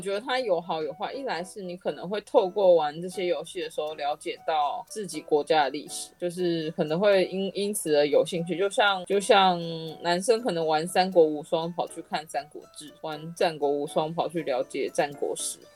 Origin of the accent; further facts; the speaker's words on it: Taiwan; 因为我们是台湾人